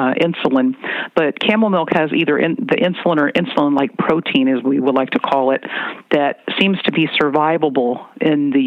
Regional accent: Virginia, United States; moved away as an adult; also born or lived in Washington; now in California, United States; I spent some time on a farm growing up in Virginia

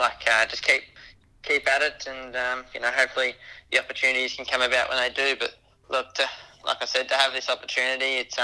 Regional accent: Sydney, New South Wales, Australia; See, it's a big part of my life growing up in Sydney, and always supporting Dad.

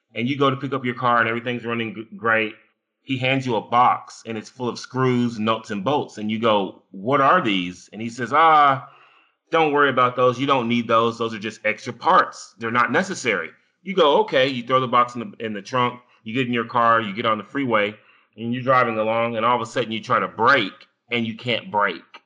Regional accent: United States; I am an American

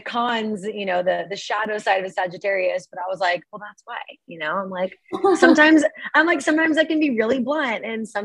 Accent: Portland, Oregon, United States; moved away as an adult; also born or lived in Grapevine, Texas / Seattle, Washington / Eugene, Oregon; now in San Diego, United States; I've lived in Oregon basically my whole life. But I was born in Dallas, Texas, whereabouts, somewhere in there. It's called Grapevine, if anybody knows that. And then moved over when I was like 3 to Portland

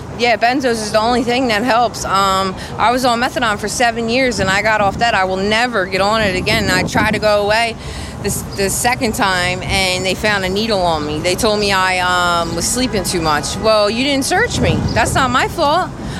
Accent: New Jersey, United States; now in Philadelphia, United States; I'm from Jersey, and I've been here since like 2008. I graduated in 2007. I came to Kensington.

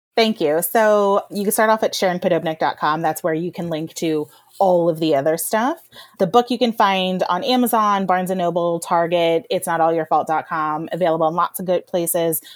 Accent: Rust Belt, United States; I grew up in poverty in the Rust Belt

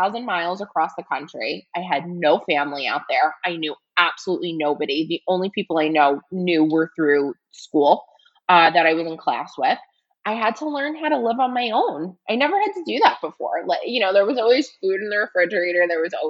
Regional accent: New York City, New York, United States; also born or lived in Los Angeles, California; I grew up here in New York in the Bronx

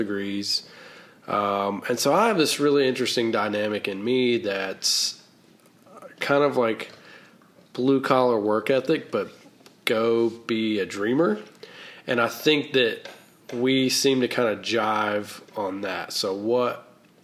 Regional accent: North Carolina, United States; accent: Southern; moved away; also born or lived in Washington, D.C.; I grew up in a very small town in North Carolina

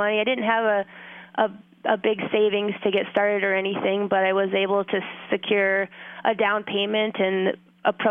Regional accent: Fairbanks, Alaska, United States; also born or lived in Homer, Alaska; I was born and raised in Fairbanks, Alaska, so I've been in Alaska my whole life

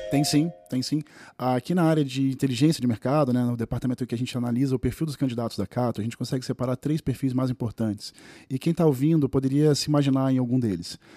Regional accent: Rio de Janeiro, Brazil; now in São Paulo, Brazil; Eu sou do Rio de Janeiro, quando vim para São Paulo

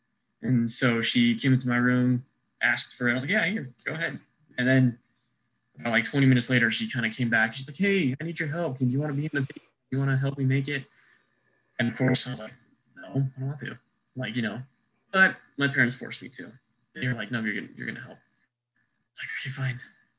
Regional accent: Lompoc, California, United States; also born or lived in Wyoming; Yes. I was born in Wyoming. That's originally where I'm from, because my entire life, I grew up in a military family. So born in Wyoming, but exactly a week later, went straight to California and was raised here for 13 years.

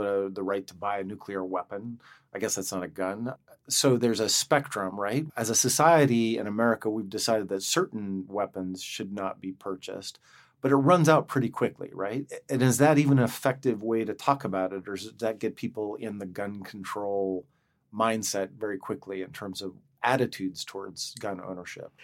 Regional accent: Montana, United States; I grew up in Montana. You know, we're, we have a l, pretty strong libertarian streak in Montana.

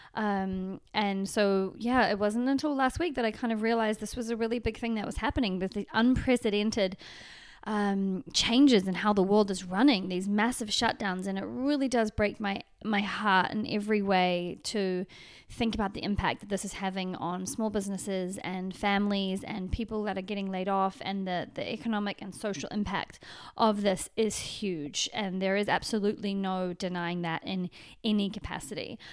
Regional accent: New Zealand; now in Los Angeles, United States; back into New Zealand, which is my home country from Los Angeles, which is my, kind of my current home.

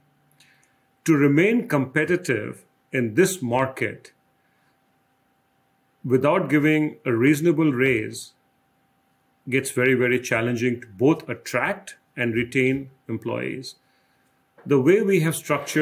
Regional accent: India; now in Des Moines, United States; Growing up in India, my father always provided a lot of emphasis on education

